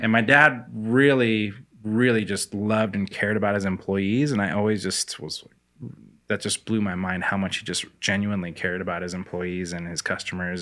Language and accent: English; Spokane, Washington, United States; also born or lived in Korea; I grew up in Spokane, went to the same house, like, went to North Central High School